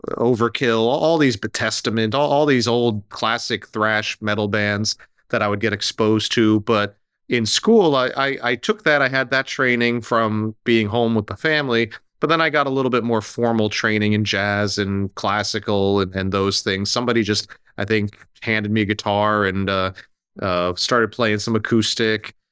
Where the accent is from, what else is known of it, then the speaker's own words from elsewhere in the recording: New Jersey, United States; I grew up right here in New Jersey, outside of New York